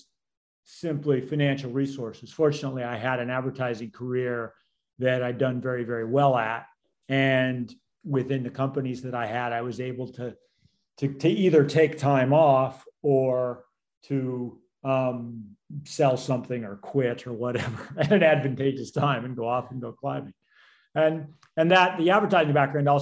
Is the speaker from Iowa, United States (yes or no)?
no; Colorado, United States; moved away; also born or lived in New Zealand; I grew up in Colorado